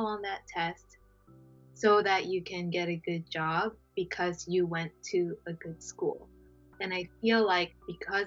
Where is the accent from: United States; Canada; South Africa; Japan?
Japan; I'm from Japan